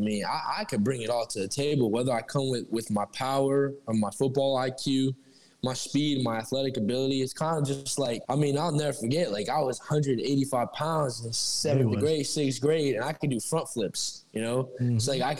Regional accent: Tampa, Florida, United States; born or raised there

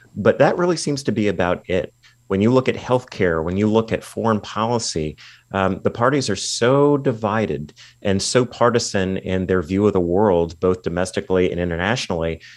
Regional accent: California, United States; my home state of California

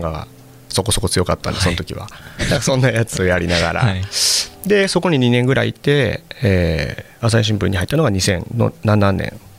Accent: Kyoto, Japan; moved away as an adult; also born or lived in Tokyo / Osaka; 地元の京都なんですけど

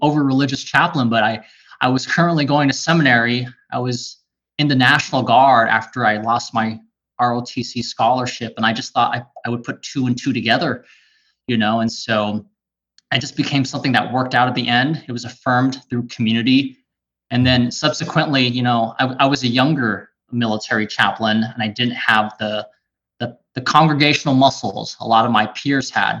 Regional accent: California, United States; also born or lived in Waikele, Oahu, Hawaii; now in Central Oregon, United States; in third grade, me and my family moved to California, and it was completely different.

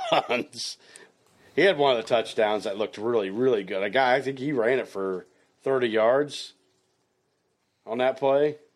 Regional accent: Hastings, Nebraska, United States

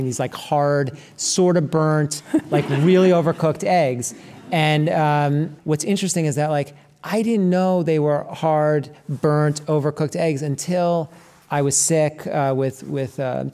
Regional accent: New York City, New York, United States; also born or lived in Berkshires, Massachusetts; I grew up in New York City, but I spent a lot of time on my grandmother's farm in the Berkshires

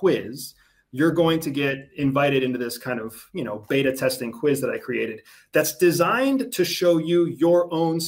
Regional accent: United States; I'm from the United States

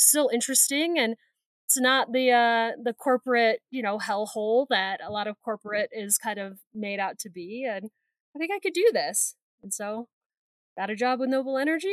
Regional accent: Indiana, United States; also born or lived in Ohio; I was born in Ohio, but moved to Indiana when I was like 4

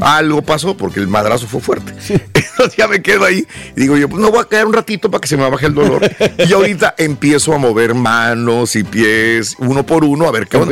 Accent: Matamoros, Tamaulipas, Mexico; now in United States; yo soy de Matamoros, Tamaulipas

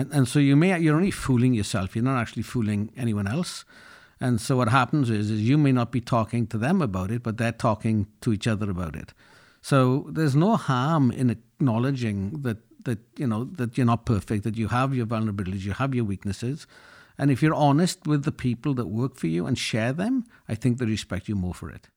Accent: Llanelli, Wales, United Kingdom; I grew up in Wales in a working-class town, Llanelli, which is known for its steelworks and its rugby teams.

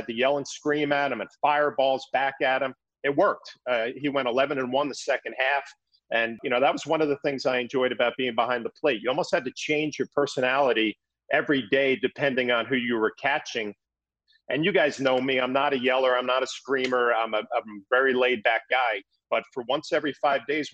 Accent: East Coast, United States; growing up on the East Coast

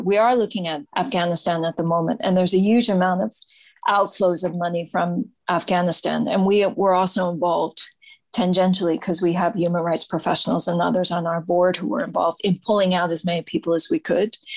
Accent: United States; I'm an American

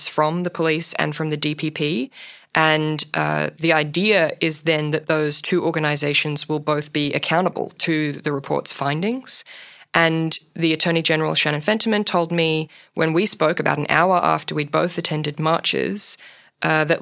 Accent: Queensland, Australia; my home state of Queensland

